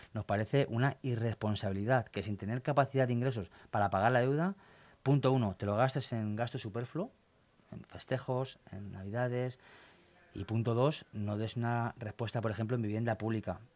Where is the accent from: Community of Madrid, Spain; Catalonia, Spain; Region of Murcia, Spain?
Community of Madrid, Spain; Torrejón de Ardoz; Yo nací en Torrejón, sigo viviendo en Torrejón y estoy desarrollando mi vida y mi familia en Torrejón